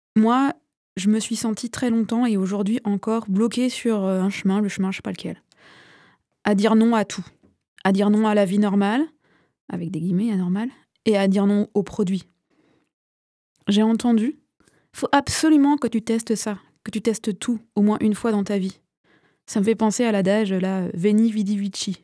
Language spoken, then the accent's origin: French; Vendée, Pays de la Loire, France; je viens de Vendée, j'ai aussi fréquenté les milieux cathos